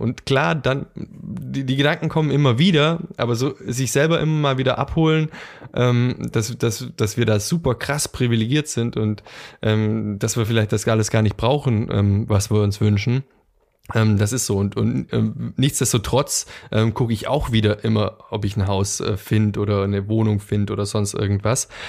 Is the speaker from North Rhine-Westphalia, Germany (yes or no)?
no; near Ulm, Swabia, Baden-Württemberg, Germany; moved away as an adult; now in Düsseldorf, Germany; in der Nähe vom schwäbischen Ulm groß geworden bin